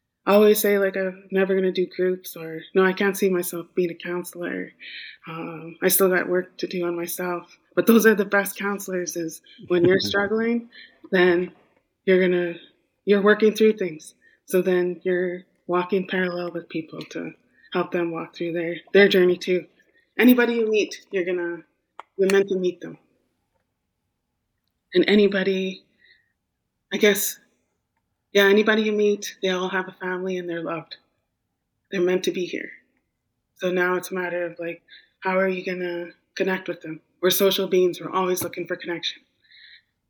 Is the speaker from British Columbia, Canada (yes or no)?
yes; Wet'suwet'en Nation, northern British Columbia, Canada; moved away as an adult; also born or lived in Vancouver Island; I'm from the Wet'suwet'en Nation in northern British Columbia